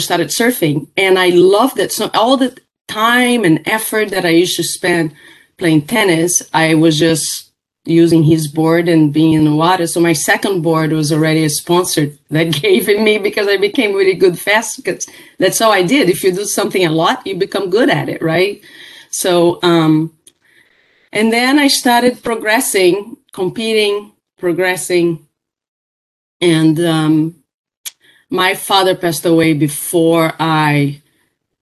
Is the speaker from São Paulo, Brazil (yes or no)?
no; Rio de Janeiro, Brazil; now in United States; I was born in Rio de Janeiro, Brazil, and was raised there.